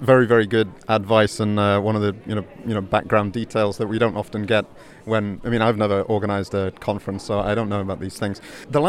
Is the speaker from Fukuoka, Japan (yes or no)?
yes; Fukuoka, Japan; my hometown of Fukuoka.